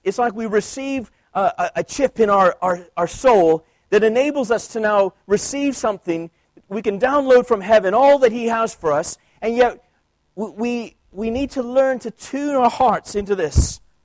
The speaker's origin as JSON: {"language": "English", "country": "Canada", "tie": "born or raised there", "moved": "yes", "said": "I grew up in Canada where French is our second language"}